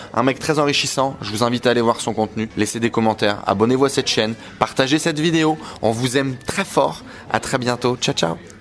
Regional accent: Vercors, Auvergne-Rhône-Alpes, France; also born or lived in Douchy; Je viens du fond du Vercors

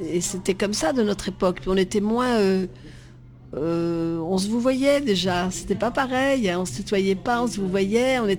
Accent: Vietnam; moved away; ma vie avant Marie-Rose, c'est d'être en Indochine où je suis née, au Vietnam, et j'ai eu la chance d'être sur une plantation de caoutchouc.

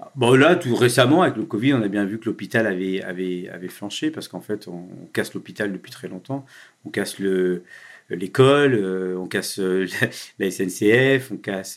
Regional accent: Le Havre, Normandy, France; moved away; au Havre, dans ma ville natale

